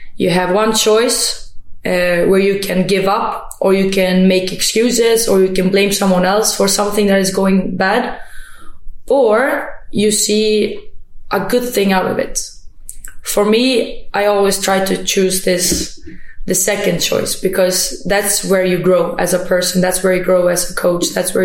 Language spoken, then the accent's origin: English; Sweden; also born or lived in Germany / Kosovo; Like, I was born in Germany, and then I was a time down in Kosovo, and then escaped war a little bit, came to Sweden, and felt like, you know, after that tough time with moving around, I got the Swedish citizen, and I just felt like, okay, now maybe I can be home.